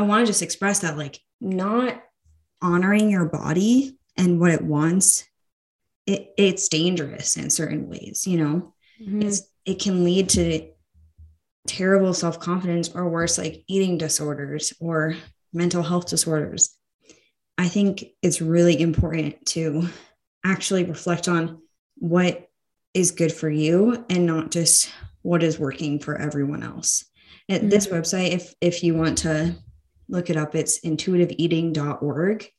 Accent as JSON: {"language": "English", "country": "United States", "said": "being an American woman"}